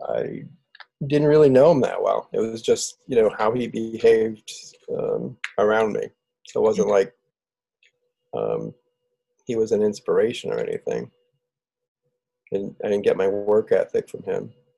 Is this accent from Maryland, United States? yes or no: no; Southington, Connecticut, United States; I was born and raised in Southington, Connecticut.